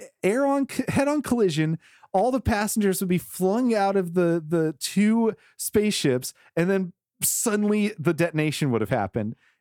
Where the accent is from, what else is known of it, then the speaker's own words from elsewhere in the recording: the South, United States; I'm from the South.